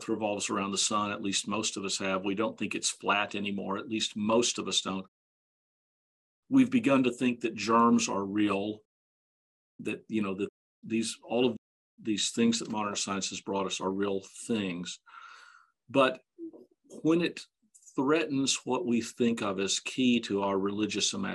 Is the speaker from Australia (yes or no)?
no; Dallas, Texas, United States; I grew up in Dallas